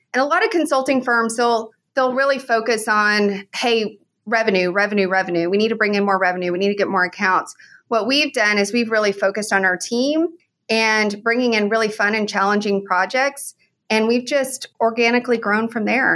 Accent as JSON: {"language": "English", "region": "Oklahoma", "country": "United States", "tie": "born or raised there", "also_born_or_lived": "San Antonio / Houston", "moved": "as an adult", "lives_now": "Oklahoma City, United States", "said": "I grew up in Oklahoma and from an oil and gas family."}